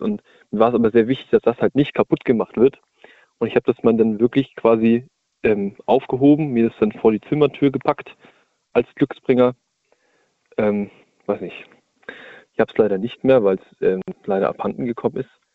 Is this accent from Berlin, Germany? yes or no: no; Hamburg area, Germany; moved away; ich komme aus der Ecke Hamburg